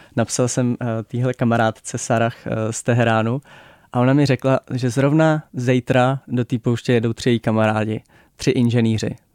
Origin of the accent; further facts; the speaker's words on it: Czechia; My jako Češi